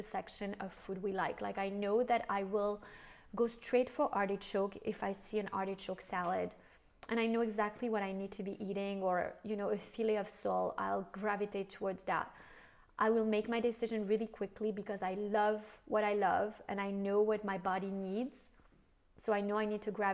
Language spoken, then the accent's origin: English; France; also born or lived in United States